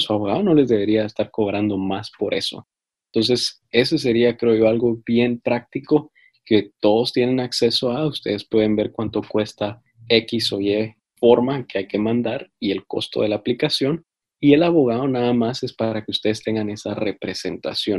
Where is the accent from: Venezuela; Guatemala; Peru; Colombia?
Guatemala; now in United States; yo en mi país, en Guatemala